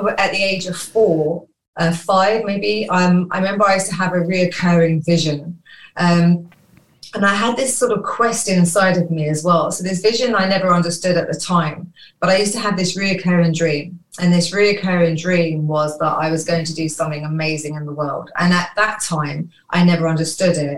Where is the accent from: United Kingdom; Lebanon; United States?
United Kingdom; London; I was born in London, in Falmouth.